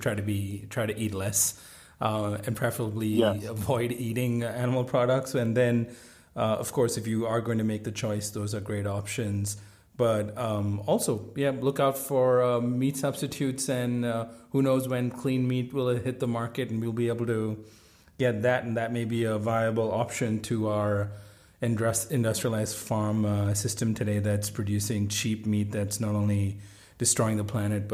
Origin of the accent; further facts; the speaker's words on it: India; moved away; I grew up in India